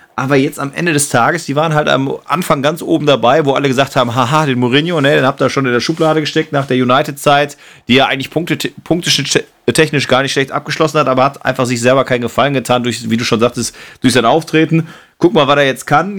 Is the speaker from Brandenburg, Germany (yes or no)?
no; Duisburg, North Rhine-Westphalia, Germany; da wo ich geboren bin hier, hier sind die Bolzplätze meiner, äh, meiner Jugend